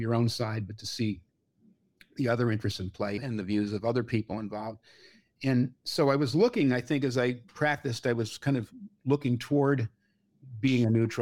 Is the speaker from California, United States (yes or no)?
yes; Bay Area, California, United States; growing up in California